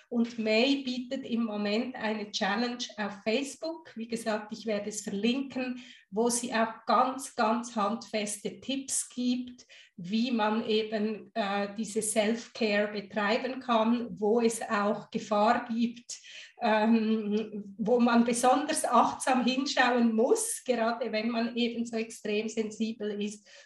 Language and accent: German; Guatemala; born there; Ich habe ja italienische Wurzeln, ich habe deutsche Wurzeln, ich bin in Guatemala geboren.